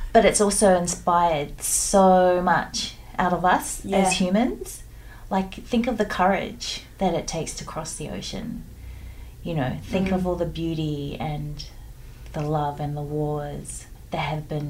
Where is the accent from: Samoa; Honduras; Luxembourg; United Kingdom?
Samoa; I'm a Pacific Islander and I grew up in Samoa on a beach